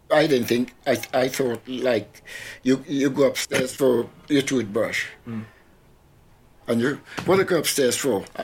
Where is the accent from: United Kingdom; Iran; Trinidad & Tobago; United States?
Trinidad & Tobago; what was life like in growing up in Trinidad? Oh, it's fantastic. With me, mm. when I was a little boy, about ten or so, uh, I always liked steel band.